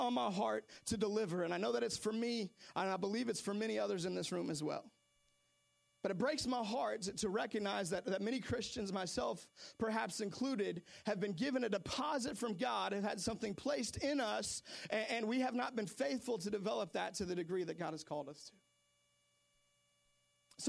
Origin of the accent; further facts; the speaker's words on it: Seattle, Washington, United States; I'm from Seattle